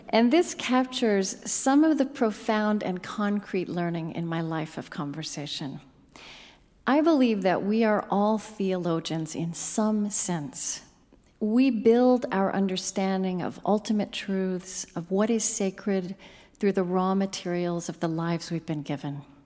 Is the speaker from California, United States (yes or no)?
no; Oklahoma, United States; I grew up in Oklahoma, the granddaughter of a Southern Baptist preacher.